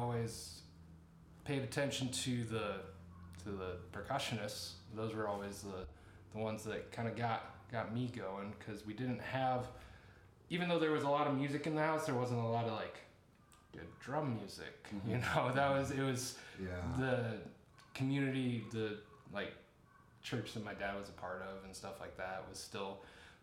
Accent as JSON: {"language": "English", "area": "between Goshen and Nappanee", "region": "Indiana", "country": "United States", "tie": "born or raised there", "said": "I grew up in a small farming community, middle of nowhere out between Goshen and Napanee, so out in Amish country."}